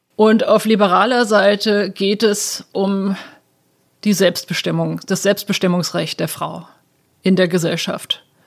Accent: Germany; moved away as an adult; now in Washington, United States; als Deutsche

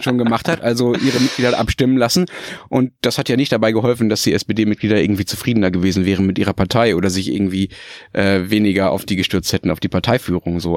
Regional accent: Dortmund, North Rhine-Westphalia, Germany; wo ich aufgewachsen bin, nämlich in der Hörweite des Westfalenstadions in Dortmund

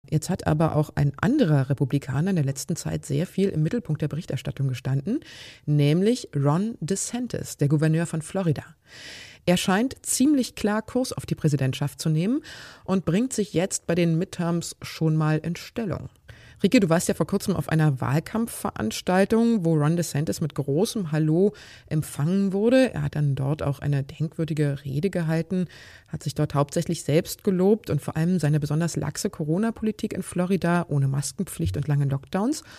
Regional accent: Germany; bei uns in Deutschland

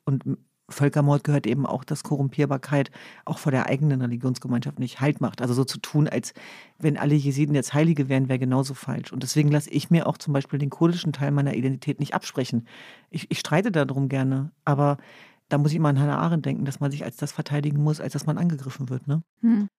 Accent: Hanover, Lower Saxony, Germany; now in Berlin, Germany; bei uns in Hannover gab es ja das Schützenfest

